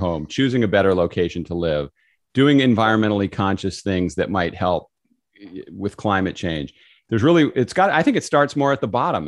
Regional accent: California, United States; moved away; I grew up in California

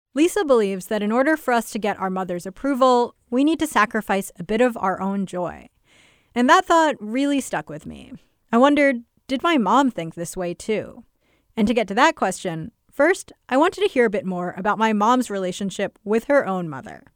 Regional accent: United States; my sister and I were raised in America

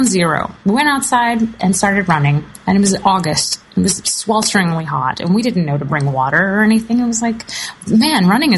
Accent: the South, United States; I grew up in the South

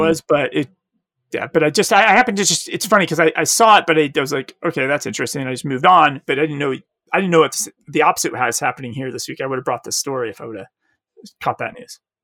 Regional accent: Arizona, United States; I'm from Arizona

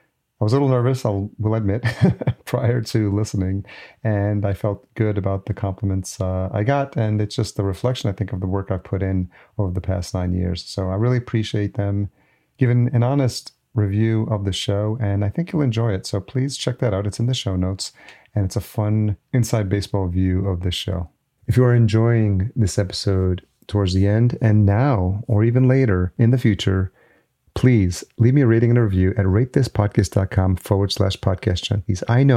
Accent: New York, United States; I grew up in New York and I was there for the birth of hip hop.

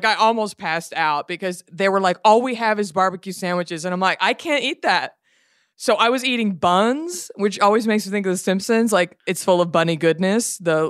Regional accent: Texas, United States; Being a Texan, I went to public schools. We don't really learn geography.

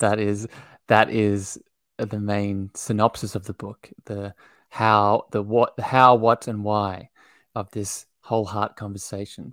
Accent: Australia; I grew up in Australia. I live here now still.

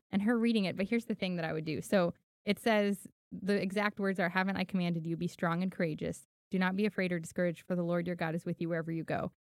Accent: Los Angeles, California, United States; also born or lived in Miami; now in Tennessee, United States; I grew up in Hollywood 'cause my mom was an actress.

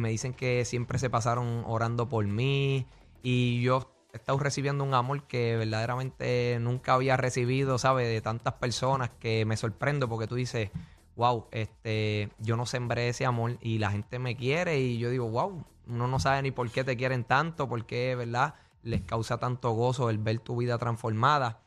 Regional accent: Trujillo Alto, Puerto Rico; yo soy de Trujillo.

